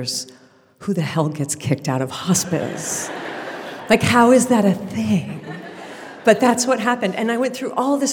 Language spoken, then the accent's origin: English; Connecticut, United States; I'm from Connecticut